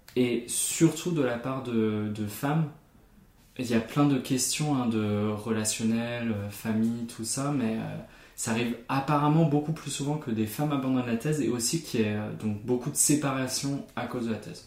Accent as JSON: {"language": "French", "country": "Germany", "said": "mon identité en tant qu'Allemand"}